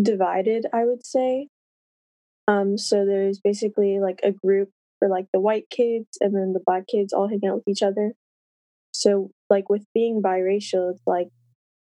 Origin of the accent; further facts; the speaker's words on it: St. Louis, Missouri, United States; I'm from the St. Louis area in Missouri